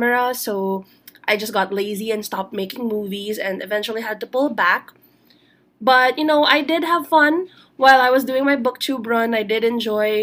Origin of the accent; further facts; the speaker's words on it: Philippines; I am Filipino. Now, here in the Philippines